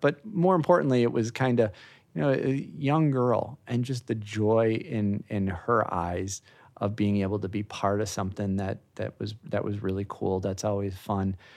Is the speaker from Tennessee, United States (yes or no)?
no; Chicago, Illinois, United States; moved away as an adult; also born or lived in Orlando; now in Florida, United States; born and raised in the Chicago area, moved to Florida in nineteen ninety-eight to work in the industry